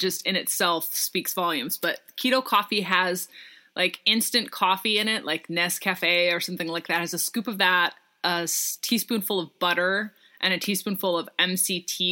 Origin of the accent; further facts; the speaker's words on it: Seattle, Washington, United States; I'm from Seattle too